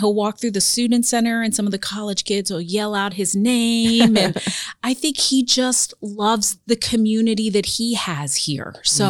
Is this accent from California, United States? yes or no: no; Key West, Florida, United States; moved away as an adult; also born or lived in Miami, Florida / North Carolina; now in Marion, Indiana, United States; I am originally from Miami, Florida. Okay. I grew up in the Florida Keys.